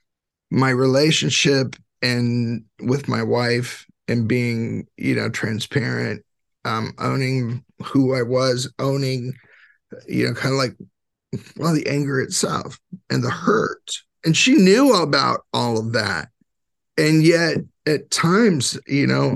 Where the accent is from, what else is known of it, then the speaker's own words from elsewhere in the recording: California, United States; I grew up in California